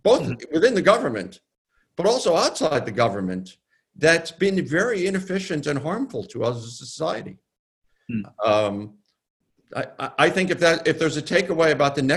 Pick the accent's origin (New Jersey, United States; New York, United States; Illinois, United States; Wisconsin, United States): New York, United States; New York City; my hometown of New York